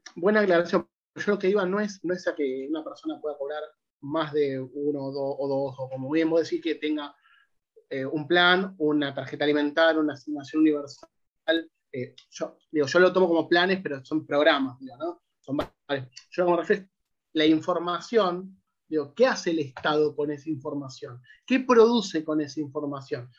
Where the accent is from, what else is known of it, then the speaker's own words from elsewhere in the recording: Argentina; nosotros como argentinos